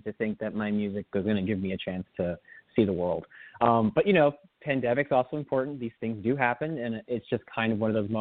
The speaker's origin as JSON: {"language": "English", "town": "Miami", "region": "Florida", "country": "United States", "tie": "born or raised there", "said": "I grew up, originally I was born in Miami, Florida, which was a fun place to be."}